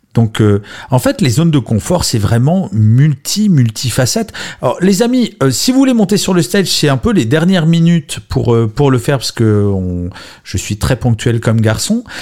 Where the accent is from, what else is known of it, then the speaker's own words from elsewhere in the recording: Grenoble, Auvergne-Rhône-Alpes, France; now in Paris, France; je suis né à Grenoble, même si maintenant, je vis à Paris.